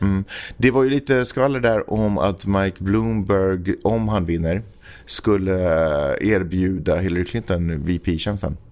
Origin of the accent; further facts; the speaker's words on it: Stockholm, Stockholm County, Sweden; moved away as an adult; also born or lived in Finland; född och uppvuxen i Stockholm